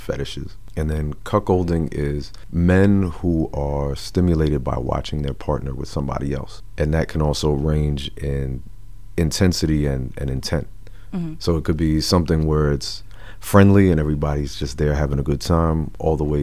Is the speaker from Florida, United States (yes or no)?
no; New Jersey, United States; also born or lived in Manhattan, New York / Teaneck, New Jersey / Camden, New Jersey; I was born in Manhattan, but I was raised in Jersey my whole life